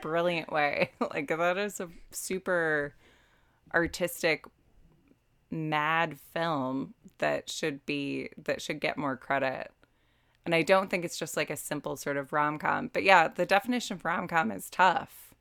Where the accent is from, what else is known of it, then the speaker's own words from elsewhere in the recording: United States; moved away as an adult; now in Dublin, Ireland; I'm American